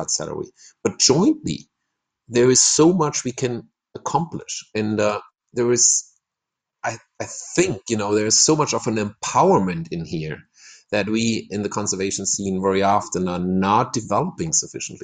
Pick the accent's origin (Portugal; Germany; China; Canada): Germany; now in Ecuador; I'm not from Ecuador, no. I'm German, and I somehow found my place